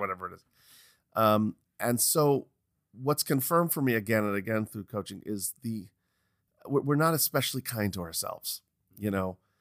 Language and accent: English; New York, United States; moved away as an adult; also born or lived in Los Angeles; every time I'd gone back to New York, you know, your, it's my hometown